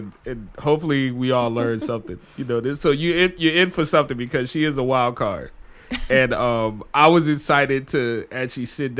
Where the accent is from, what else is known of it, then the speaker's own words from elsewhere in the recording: Chicago, Illinois, United States; also born or lived in New Orleans; You know, from where I came from. I came from Chicago, New Orleans, states like that.